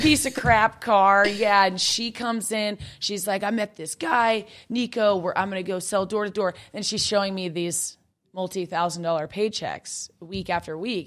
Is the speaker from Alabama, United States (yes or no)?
no; Kansas, United States; I grew up in Kansas